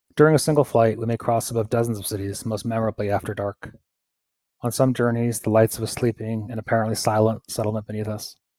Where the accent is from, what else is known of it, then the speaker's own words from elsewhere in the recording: Pittsfield, Massachusetts, United States; my hometown, uh, Pittsfield in Massachusetts